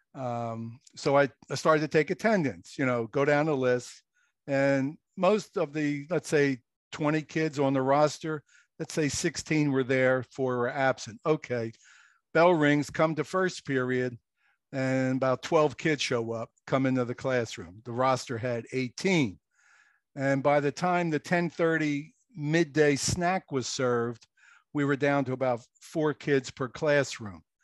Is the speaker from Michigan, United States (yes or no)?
no; Philadelphia, Pennsylvania, United States; moved away as an adult; also born or lived in Okinawa; now in New Jersey, United States; I grew up in Philadelphia, lived in the row house